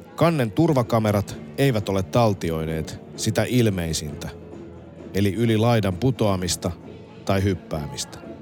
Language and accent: Finnish; Finland; also born or lived in Helsinki